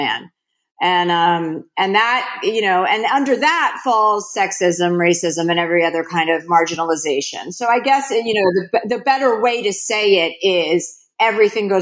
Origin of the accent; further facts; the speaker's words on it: New Jersey, United States; My father was a used car dealer. I was from New Jersey. They had no money. I mean, that's all. They didn't have a lot of money, but we had food on the table. I grew up in a white Jewish suburbia